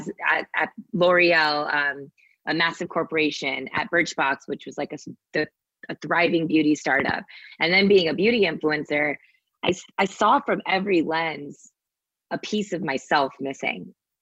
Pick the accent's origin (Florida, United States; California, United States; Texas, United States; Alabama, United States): Texas, United States; Sugar Land; that little Indian girl growing up in Sugarland, Texas